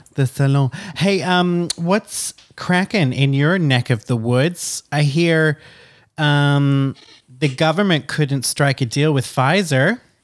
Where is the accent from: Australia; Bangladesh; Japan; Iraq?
Australia; now in France; I'm an Australian citizen.